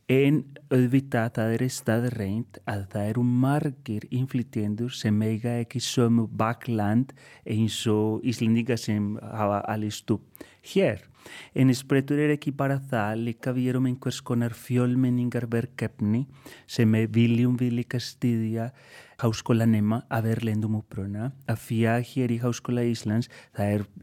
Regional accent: Colombia; Icelandic is a second language; now in Iceland; og ég er upprunalega frá Kolumbíu en er búinn að vera hér í 16 ár

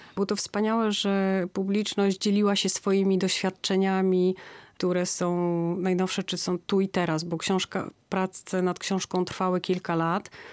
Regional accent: Gdańsk, Pomeranian Voivodeship, Poland; jesteśmy z Gdańska

